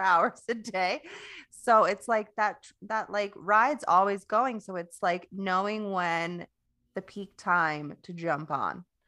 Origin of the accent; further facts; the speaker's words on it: Florida, United States; moved away; I used to live in Florida, so I'm from Florida.